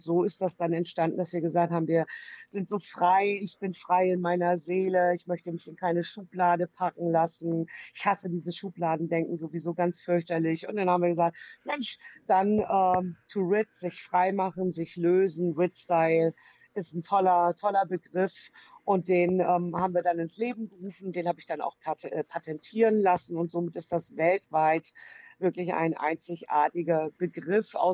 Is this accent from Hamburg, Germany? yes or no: yes; Hamburg, Germany; now in Delmenhorst, Germany; Delmenhorst, da hat es mich hinverschlagen, als gebürtige echte Hamburger, Hamburger.